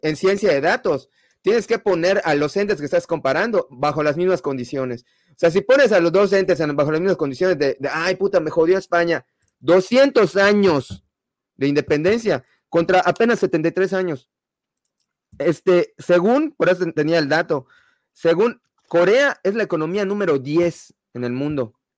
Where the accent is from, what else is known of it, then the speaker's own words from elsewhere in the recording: Mexico; porque soy mexicano